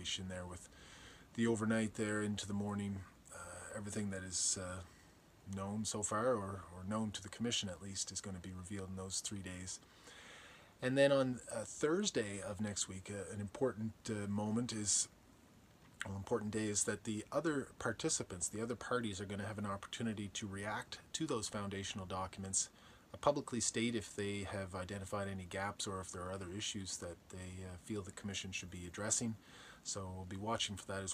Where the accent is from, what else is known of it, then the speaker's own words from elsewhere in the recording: Guysborough, Nova Scotia, Canada; growing up in Guysborough